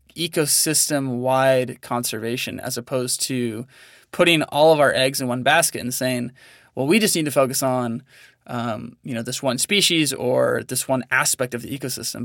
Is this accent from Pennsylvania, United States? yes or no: no; Northern California, United States; now in Montana, United States; I grew up in Northern California, Um, so just about an hour north of San Francisco, um, in a pretty small town